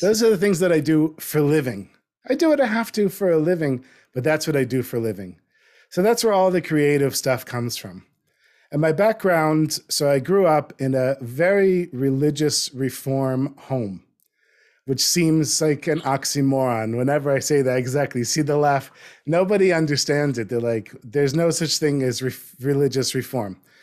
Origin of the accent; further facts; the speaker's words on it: North Miami Beach, Florida, United States; moved away as an adult; also born or lived in New Jersey; I grew up in North Miami Beach